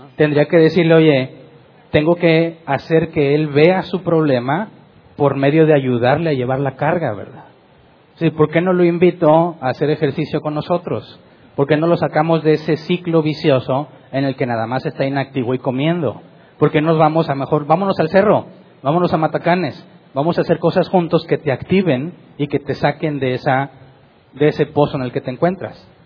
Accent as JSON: {"language": "Spanish", "country": "Mexico", "said": "como decimos mexicanos"}